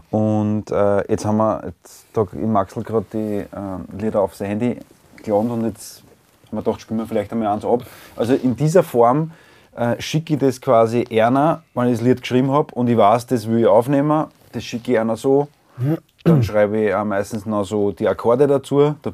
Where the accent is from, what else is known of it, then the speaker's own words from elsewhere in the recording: Vienna, Austria; als Wiener oder als Ostösterreicher das äh, sagen zu müssen